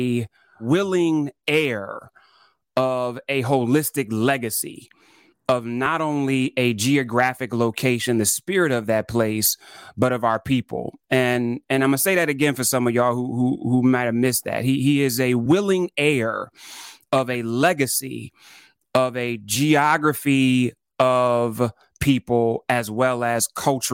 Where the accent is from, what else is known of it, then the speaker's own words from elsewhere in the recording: Toledo, Ohio, United States; I grew up in Ohio, and so I was in Toledo, which is, you know, 30 minutes from Detroit